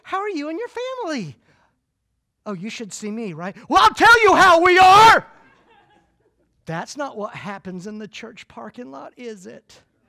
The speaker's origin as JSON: {"language": "English", "town": "Clearwater", "region": "Florida", "country": "United States", "tie": "born there", "said": "I was born here in Clearwater, but I live in the Deep South."}